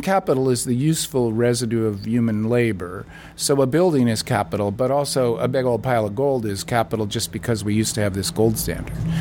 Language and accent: English; United States; I'm an American